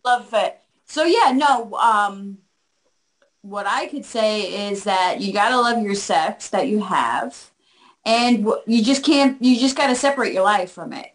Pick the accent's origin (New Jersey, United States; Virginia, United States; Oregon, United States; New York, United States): New Jersey, United States; now in West Palm Beach, United States; I'm originally from New Jersey